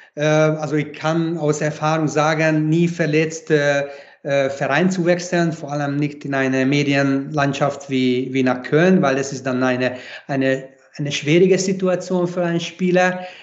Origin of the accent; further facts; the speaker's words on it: Hungary; German is a second language; moved away as an adult; now in Graz, Austria; ich bin ungarisch, ich bin ein Ungar, aber ich bin halt auch Grazer in einem